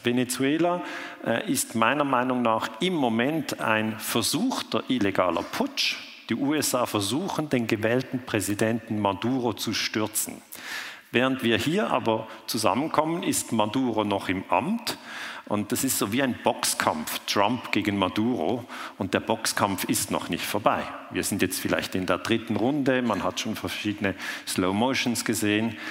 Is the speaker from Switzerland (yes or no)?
yes; Switzerland; ich komme aus der Schweiz